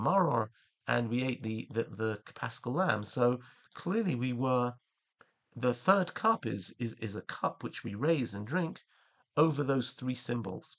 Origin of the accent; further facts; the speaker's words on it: England, United Kingdom; now in Israel; As a child growing up in England